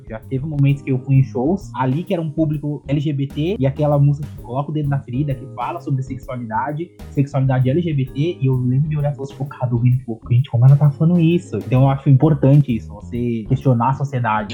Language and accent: Portuguese; São Paulo, Brazil; eu sou de São Paulo, sou comunicador